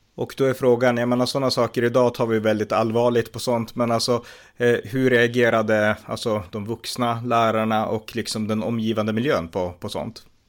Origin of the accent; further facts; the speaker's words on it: Norrland, Sweden; jag växte upp i Norrland och här uppe var det ju inte på det sättet invandrardominerat